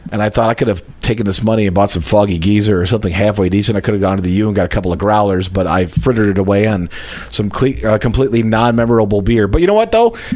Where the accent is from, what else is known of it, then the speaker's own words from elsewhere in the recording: Eden Prairie, Minnesota, United States; I'm from Eden Prairie, Minnesota.